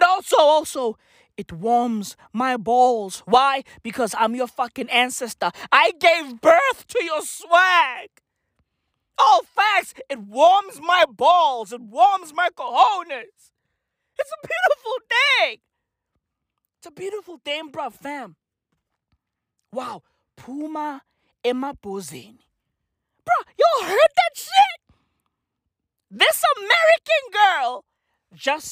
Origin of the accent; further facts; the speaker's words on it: South Africa; I'm South African